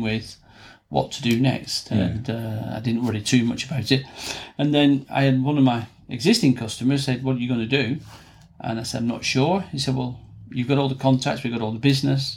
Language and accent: English; Rossendale, North West England, United Kingdom; moved away as an adult; now in Ramsbottom, United Kingdom; I was a Rosendale boy